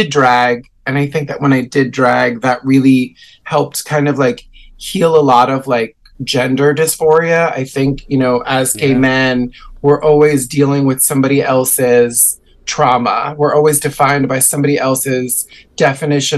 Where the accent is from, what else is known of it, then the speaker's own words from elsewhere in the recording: New York, United States; I was raised in New York, but my family is like 100% Puerto Rican